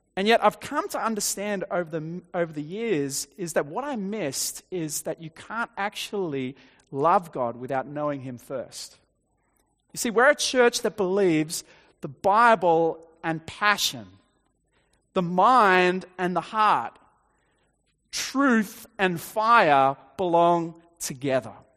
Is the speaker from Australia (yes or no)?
yes; Dapto, New South Wales, Australia; I grew up on the South Coast, uh, in Dapto